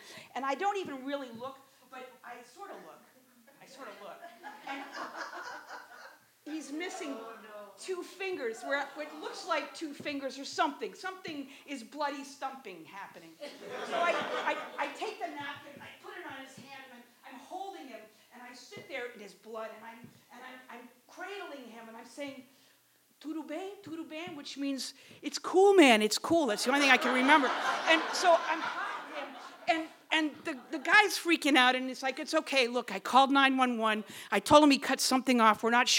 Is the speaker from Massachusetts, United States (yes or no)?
yes; Wellfleet, Massachusetts, United States; Okay, so I'm a teacher over here at Nauset Regional High School, and I was born and raised in Wellfleet.